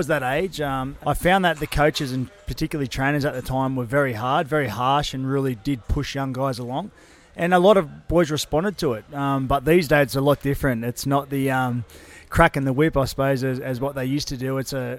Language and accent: English; Greystanes, New South Wales, Australia; now in Sutherland Shire, Australia; I consider myself a Shire boy now, I suppose, but I grew up in Western Sydney, so I grew up in Greystanes